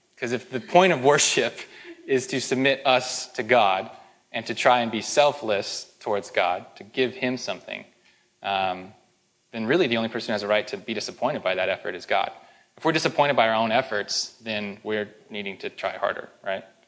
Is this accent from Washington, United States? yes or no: yes; Spokane, Washington, United States; moved away; I'm from Spokane